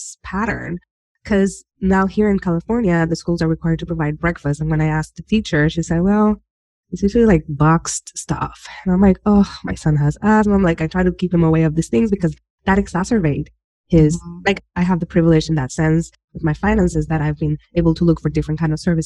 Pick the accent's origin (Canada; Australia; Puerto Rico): Puerto Rico; Humacao; moved away; I was born and raised in Humacao, and from my house, I was able to see Vieques